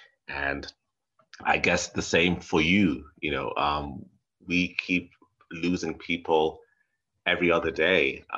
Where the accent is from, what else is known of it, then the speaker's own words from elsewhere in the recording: Nairobi, Kenya; I grew up in Nairobi, which is, you know, which is a city.